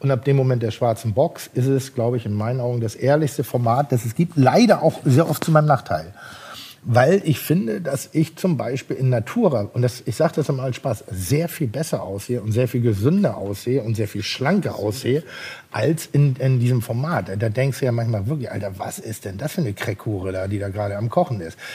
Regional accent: Pinneberg, Schleswig-Holstein, Germany; Nein, ich bin insofern nicht eitel, weil ich komme aus Pinneberg

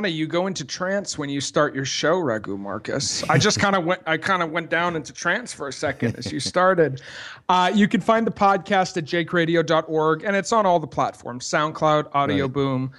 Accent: Montreal, Quebec, Canada; It's because we're both from Montreal.

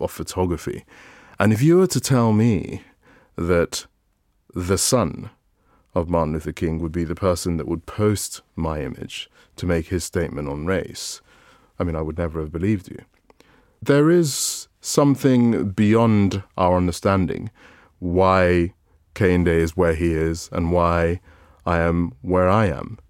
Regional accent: Calabar, Cross River, Nigeria; I was born in Calabar

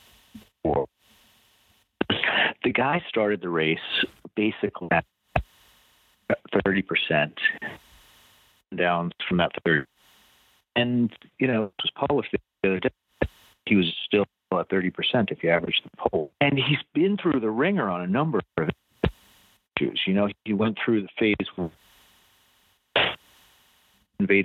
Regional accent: Long Island, New York, United States; I'm from Long Island

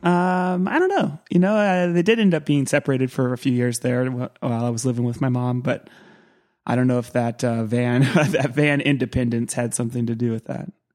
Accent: Santa Cruz, California, United States; I grew up in Santa Cruz

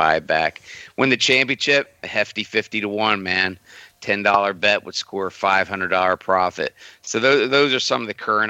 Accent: Villanova, Pennsylvania, United States; I grew up in Villanova. Ever since I was a little kid, I'm from the burbs of Philly

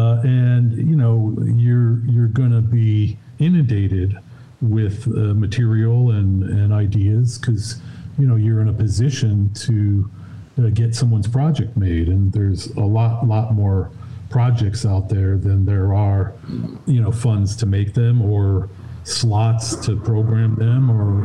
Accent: Chicago, Illinois, United States; Yeah, I was a guy who was going down to the Parkway Cinema, the Grindhouse.

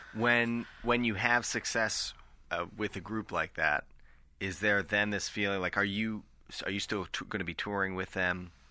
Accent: Nova Scotia, Canada; I'm from Nova Scotia

